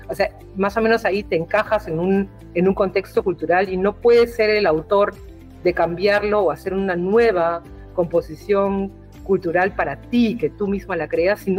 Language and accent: Spanish; Peru; now in Berlin, Germany; porque vengo del Perú, no parezco peruana, o sea, también Europa es así que espera que el peruano que llega sea más peruano que yo, ¿no? con esa cara de gringa